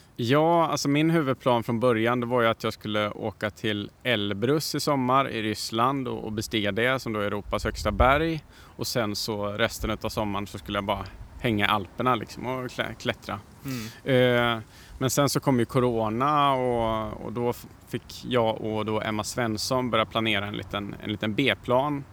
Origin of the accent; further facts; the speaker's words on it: Värmland, Sweden; jag kommer från Värmland